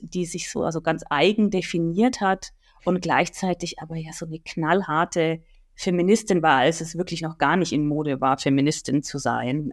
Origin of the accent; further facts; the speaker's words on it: Nuremberg, Bavaria, Germany; meiner Geburtsstadt Nürnberg